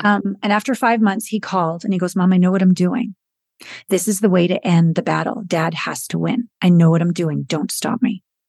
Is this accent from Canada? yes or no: yes; British Columbia, Canada; moved away as an adult; also born or lived in Hollywood / Japan / New York; I'm Canadian, small town Canadian girl from British Columbia